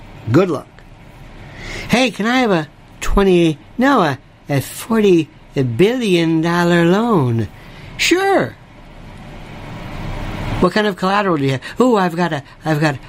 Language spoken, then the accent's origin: English; Canada; I'm from Canada.